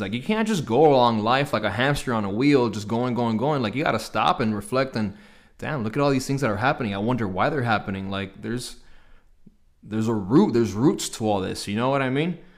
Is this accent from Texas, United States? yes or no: no; Hialeah, Florida, United States; born and raised in Hialeah, Florida.